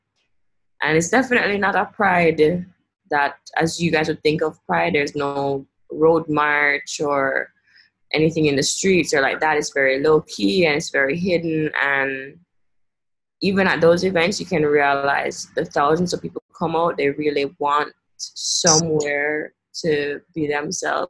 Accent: Kingston, Jamaica; I'm from Jamaica

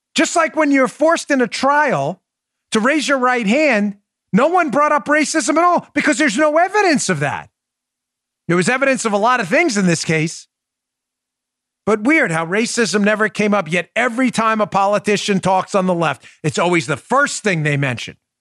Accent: New York City, New York, United States; also born or lived in Long Island, New York; We grew up in Glendale, New York, which was always a working class, mm, lower middle class, I'd say, but middle class kind of neighborhood in uh, Queens, New York

